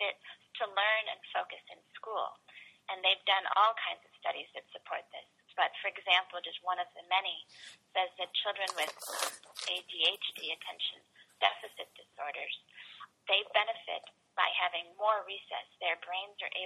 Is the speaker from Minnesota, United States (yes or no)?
no; Columbus, Ohio, United States; when I was growing up in Columbus, we had three recesses a day